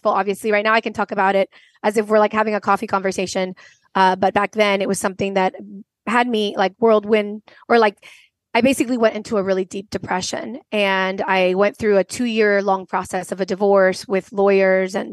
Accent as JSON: {"language": "English", "country": "Venezuela", "also_born_or_lived": "United States / France", "said": "I am originally from Venezuela. I grew up in between three continents, the Venezuela, South America, the United States, and France."}